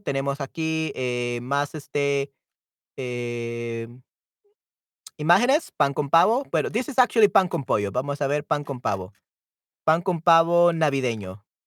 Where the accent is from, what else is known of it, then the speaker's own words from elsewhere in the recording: El Salvador; aquí en El Salvador comemos pollo.